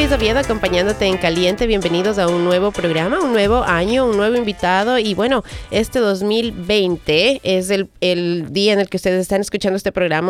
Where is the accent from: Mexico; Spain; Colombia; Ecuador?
Ecuador; now in United States; tú y yo somos de Ecuador